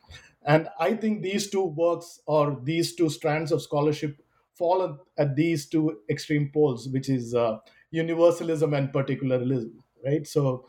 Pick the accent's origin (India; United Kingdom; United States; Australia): India; Kerala; And I'm originally from Kerala. And so the communist movement there seemed like a good fit to explore some of these themes.